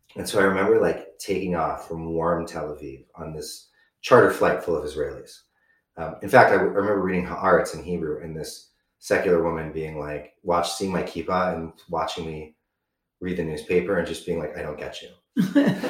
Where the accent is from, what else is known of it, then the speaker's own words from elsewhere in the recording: California, United States; I'm from California